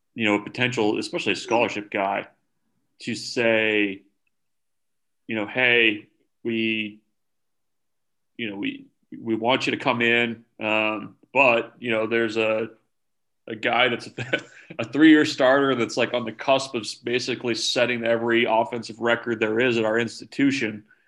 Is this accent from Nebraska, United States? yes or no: yes; Omaha, Nebraska, United States; I grew up in Omaha